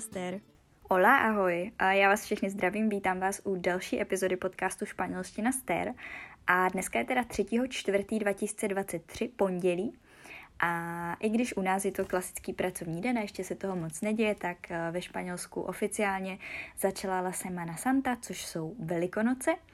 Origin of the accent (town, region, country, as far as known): Czechia